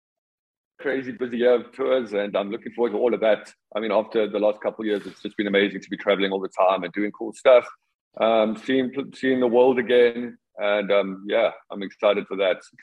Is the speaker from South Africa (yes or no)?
yes; South Africa